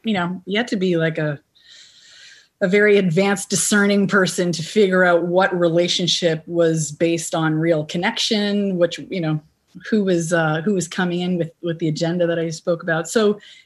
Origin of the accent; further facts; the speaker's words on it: Canada; as a Canadian